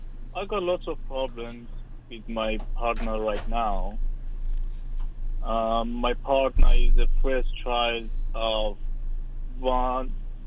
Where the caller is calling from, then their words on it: Australia; I'm calling from Australia. I'm 33 years old right now.